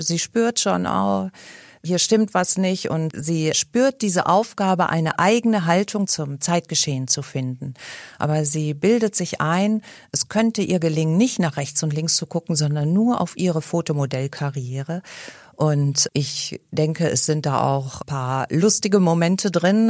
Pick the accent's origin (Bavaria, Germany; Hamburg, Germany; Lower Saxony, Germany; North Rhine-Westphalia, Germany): North Rhine-Westphalia, Germany; Cologne; als Kölner Bürgerin